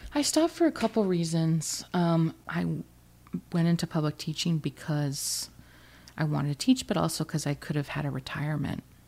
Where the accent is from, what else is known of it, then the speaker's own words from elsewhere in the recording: Alaska, United States; moved away as an adult; also born or lived in Oregon / Ridgewood; I'm from Alaska